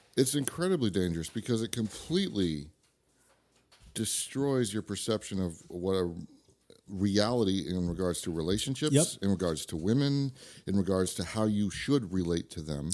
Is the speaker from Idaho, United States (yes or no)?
yes; Idaho, United States; also born or lived in Santa Rosa, California; I was born in California, but I'm from Idaho